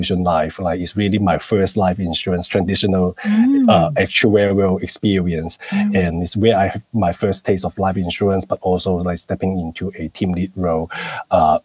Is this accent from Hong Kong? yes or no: yes; Hong Kong; moved away as an adult; also born or lived in Canberra, Australia; now in Sydney, Australia; I grew up in Hong Kong